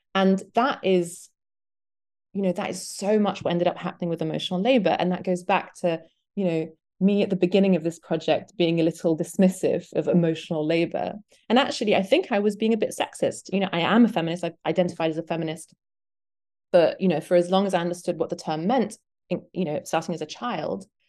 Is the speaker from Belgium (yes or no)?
yes; Belgium; now in Detroit, United States; I'm British, but I grew up in Belgium.